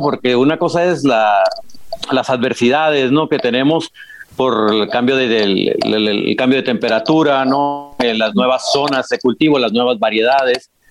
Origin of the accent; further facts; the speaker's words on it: Baja California, Mexico; moved away as an adult; also born or lived in La Rioja, Spain; now in Spain; Yo soy de Baja California, como, como bien dices, ¿no? Mexicano